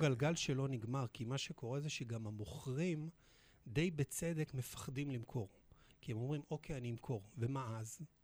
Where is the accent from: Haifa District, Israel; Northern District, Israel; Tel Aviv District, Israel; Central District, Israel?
Central District, Israel; Petah Tikva; נולדתי בפתח תקווה